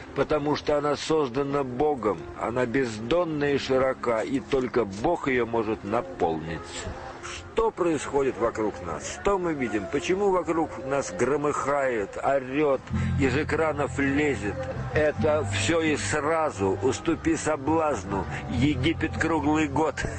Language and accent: Russian; Moscow, Russia; moved away as an adult; я коренной москвич, на Большом Каретном родился